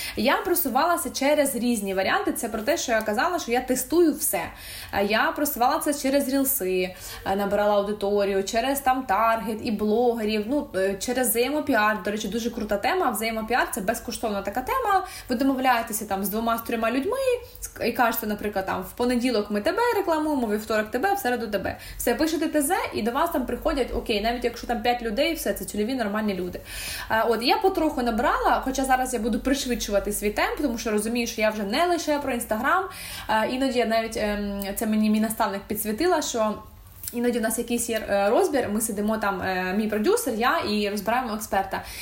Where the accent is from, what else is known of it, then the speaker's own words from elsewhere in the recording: Ukraine; я українка